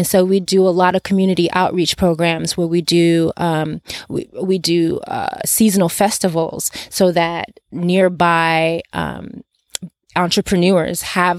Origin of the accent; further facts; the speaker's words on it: Nigeria; English is a second language; now in Los Angeles, United States; I am originally from Nigeria, but I reside in Los Angeles currently